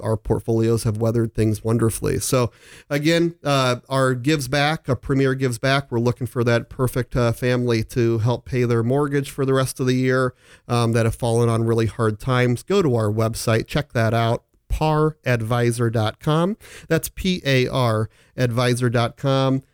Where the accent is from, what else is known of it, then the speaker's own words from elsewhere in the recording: Omaha, Nebraska, United States; also born or lived in Phoenix; I'm back in Omaha. I'm born and raised here